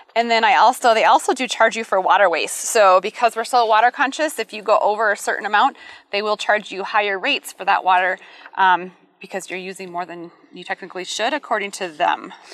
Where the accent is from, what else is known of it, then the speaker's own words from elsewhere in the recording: Midwest, United States; now in Colorado Springs, United States; I'm from the Midwest, that green Midwest plush lawn